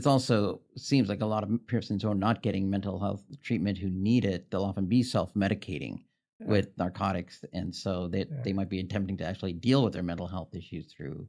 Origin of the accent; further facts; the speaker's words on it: Los Angeles, California, United States; I'm from the Los Angeles area.